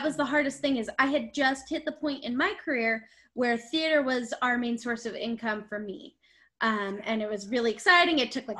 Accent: Salt Lake City, Utah, United States; we're from Salt Lake City, Utah.

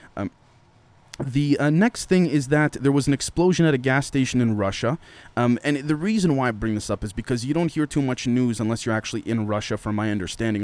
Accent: Canada; as a Canadian

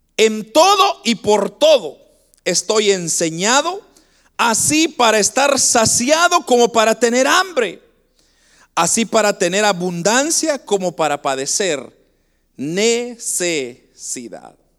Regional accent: Guatemala; now in Canada; nosotros somos de Guatemala y, nosotros venimos, hermanos, de un lugar bastante pobre en Guatemala

